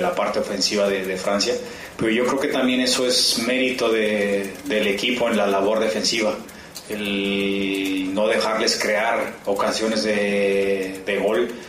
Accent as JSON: {"language": "Spanish", "country": "Mexico", "said": "así somos nosotros, mexicanos"}